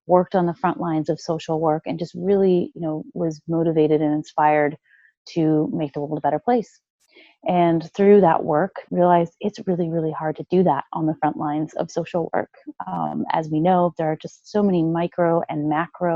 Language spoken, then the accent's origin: English; Chicago, Illinois, United States; now in Seattle, United States; I grew up in the Midwest. So I grew up in Chicago